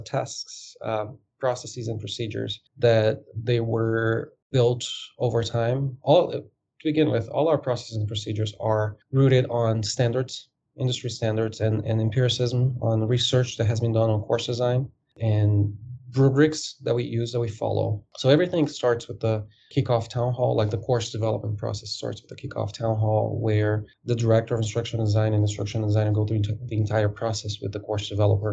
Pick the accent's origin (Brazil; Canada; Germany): Brazil; moved away as an adult; also born or lived in Dubai, United Arab Emirates; now in United States; I am originally from Brazil. I worked at an airline in Brazil before in ticketing and ground operations while I was a student in college